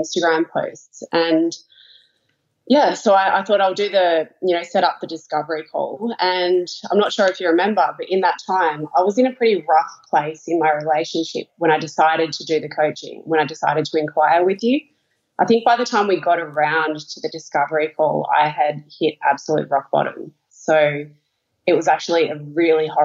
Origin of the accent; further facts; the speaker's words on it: Melbourne, Victoria, Australia; I'm from Melbourne, Australia.